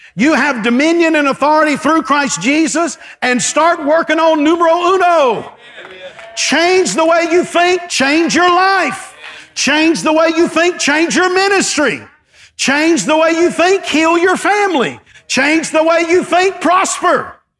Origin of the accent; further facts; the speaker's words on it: East Texas, United States; I grew up in East Texas with, with five, with four brothers